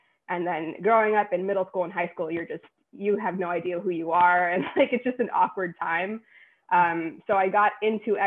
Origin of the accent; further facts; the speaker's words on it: New York City, New York, United States; I'm a New Yorker, born and raised in Queens, still live in Queens